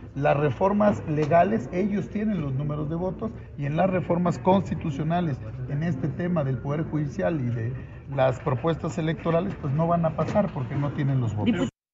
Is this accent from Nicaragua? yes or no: no; near Tlalpujahua, Michoacán, Mexico; moved away; Yo, yo vivía en una ranchería, sabes por dónde soy yo, de Tlalpujagua, cerca de ahí a 20 kilómetros, una ranchería en donde tenía un radio de pilas